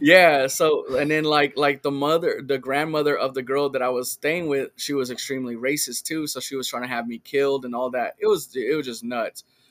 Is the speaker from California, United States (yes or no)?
yes; Richmond, California, United States; now in Sacramento, United States; I grew up in, in Richmond